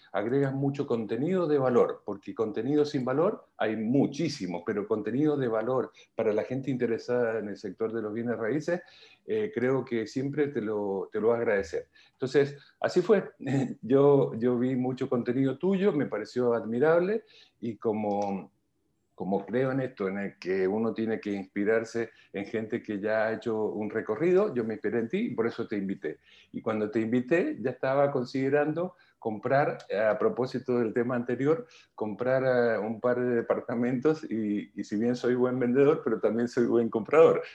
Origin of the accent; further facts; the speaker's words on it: Argentina; moved away as an adult; also born or lived in Milan / Madrid; now in Chile; llevo 22 años aquí, soy argentino, pero antes de llegar aquí estuve nueve años en Europa